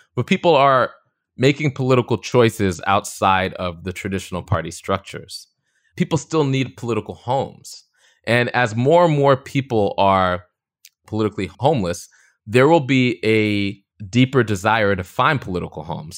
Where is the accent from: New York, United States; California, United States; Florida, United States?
New York, United States; Long Beach; I grew up on the South Shore of Long Island to two immigrant parents from the Caribbean, Trinidad and Grenada